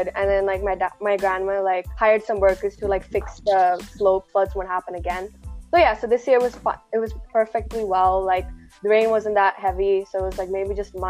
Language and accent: English; Malayali, Kerala, India; moved away; We should all be proud to be, you know, Malayali